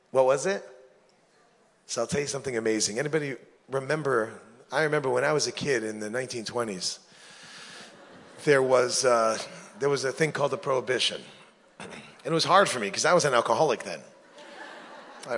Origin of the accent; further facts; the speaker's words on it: New York, United States; When I grew up in New York, my barber, his name was, Italian guy, his name was Tito.